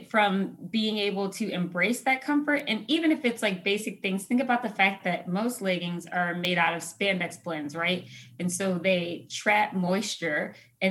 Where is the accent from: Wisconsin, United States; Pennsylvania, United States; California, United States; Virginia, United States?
Pennsylvania, United States; Philadelphia; moved away as an adult; also born or lived in Chicago / Detroit; now in Los Angeles, United States; I grew up in Philadelphia, home of cheesesteaks and hoagies